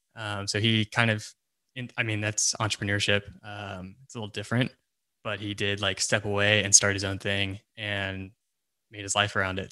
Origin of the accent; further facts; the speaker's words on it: Texas, United States; I currently live in Texas, still live in Texas.